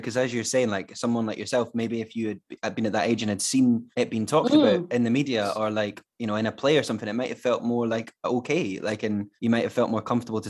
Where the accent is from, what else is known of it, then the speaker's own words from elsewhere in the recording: Scotland, United Kingdom; I'm a Scot